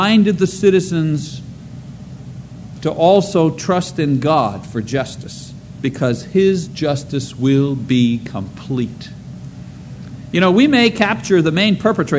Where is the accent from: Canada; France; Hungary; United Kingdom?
Canada; now in United States; being a Canadian citizen